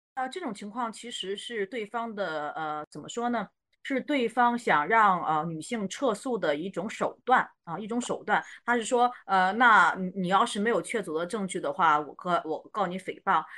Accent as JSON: {"language": "Chinese", "region": "Shandong", "country": "China", "said": "因为我山东人"}